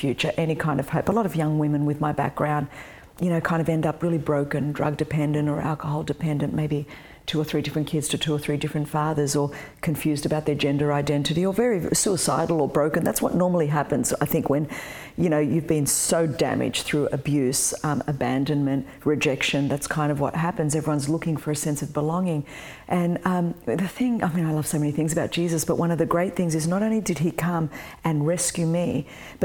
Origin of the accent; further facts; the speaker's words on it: Australia; I was born in Australia.